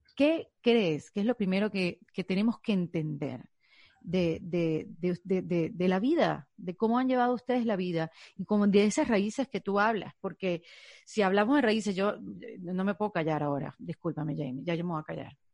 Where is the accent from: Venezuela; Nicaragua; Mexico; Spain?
Venezuela; now in United States; yo soy un inmigrante venezolana